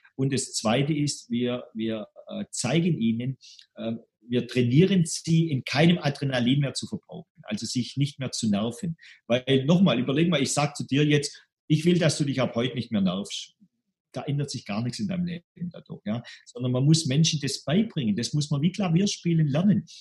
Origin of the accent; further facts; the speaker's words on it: Stuttgart, Baden-Württemberg, Germany; accent: Swabian; ich bin aus Stuttgart, wie man mal im Schwäbischen hört